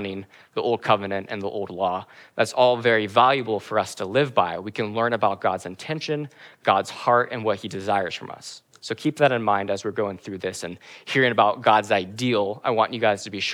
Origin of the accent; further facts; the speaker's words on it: Kenny Lake, Alaska, United States; I grew up in Kinney Lake, Alaska for a lot of my life.